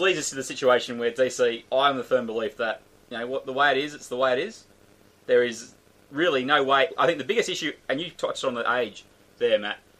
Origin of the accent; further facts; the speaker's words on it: New South Wales, Australia; I'm a New South Welshman, I'm Australian